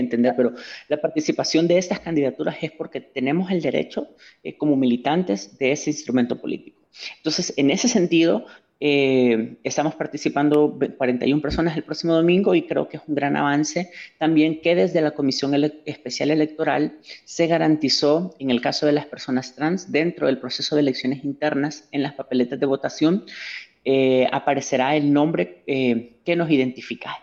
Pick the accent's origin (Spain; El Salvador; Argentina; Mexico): El Salvador; ciudadana salvadoreña